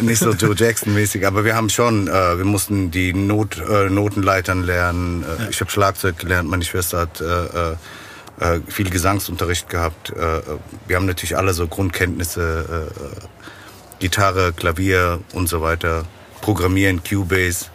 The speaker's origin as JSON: {"language": "German", "town": "Frankfurt", "region": "Hesse", "country": "Germany", "tie": "born or raised there", "said": "Frankfurt ist meine Heimatstadt, da bleibe ich ja auch"}